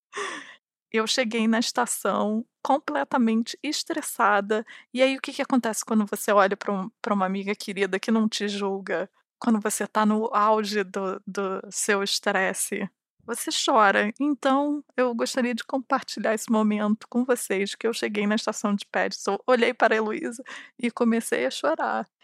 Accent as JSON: {"language": "Portuguese", "region": "Rio de Janeiro", "country": "Brazil", "tie": "born or raised there", "said": "eu sou do Rio de Janeiro e eu cresci na frente da praia"}